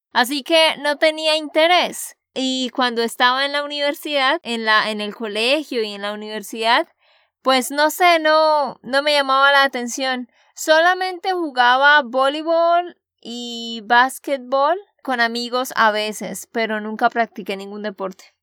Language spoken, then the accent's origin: Spanish; Santander, Colombia; de Santander, Colombia